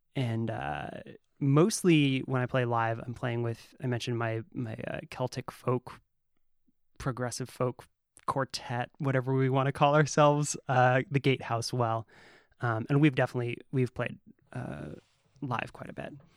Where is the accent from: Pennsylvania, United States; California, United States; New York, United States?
California, United States; Humboldt; I grew up in Humboldt